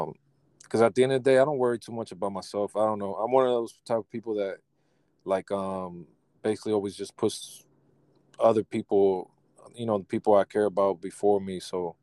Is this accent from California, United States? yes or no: yes; Sacramento, California, United States; Well, I'm from Sacramento, California. So out in California, and it's nice and warm already.